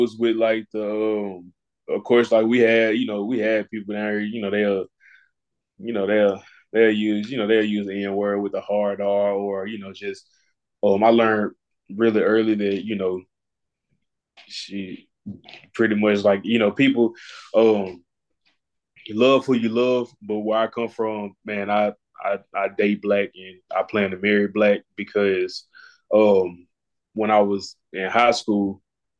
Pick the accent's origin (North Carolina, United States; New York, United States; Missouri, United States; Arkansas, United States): Arkansas, United States; Marion; also born or lived in Jonesboro; So earlier I said I'm from Jonesboro. Like this is really my second home. So like I grew up in Marion, Arkansas.